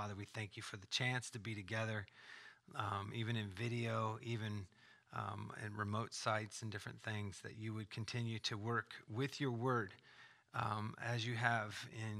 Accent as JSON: {"language": "English", "region": "California", "country": "United States", "tie": "born or raised there", "said": "Well, I grew up in Southern California."}